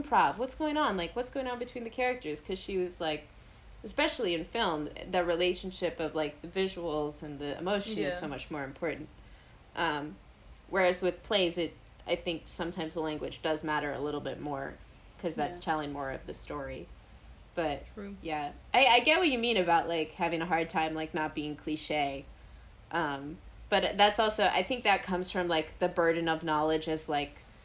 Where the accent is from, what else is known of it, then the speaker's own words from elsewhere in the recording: New York City, New York, United States; I grew up in New York City